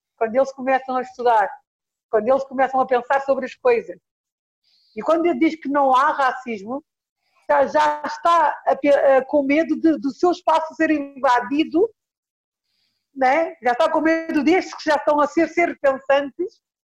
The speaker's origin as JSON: {"language": "Portuguese", "region": "Lisbon", "country": "Portugal", "tie": "born or raised there", "said": "eu nasci em São Jorge de Arroios"}